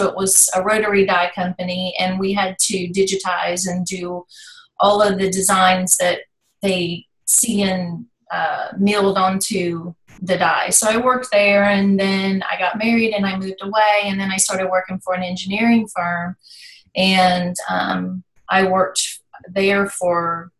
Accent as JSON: {"language": "English", "region": "Virginia", "country": "United States", "tie": "born or raised there", "also_born_or_lived": "North Carolina, United States", "said": "But I was raised in Virginia, right across the state line."}